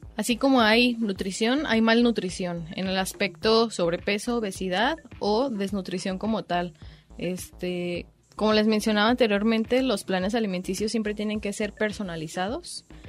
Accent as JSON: {"language": "Spanish", "country": "Mexico", "said": "nuestra dieta como mexicanos"}